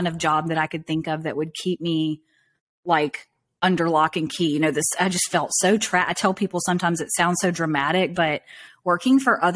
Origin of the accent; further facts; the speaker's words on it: Southern Alabama, United States; I grew up in Southern Alabama, kind of in a really rural backwoods kind of area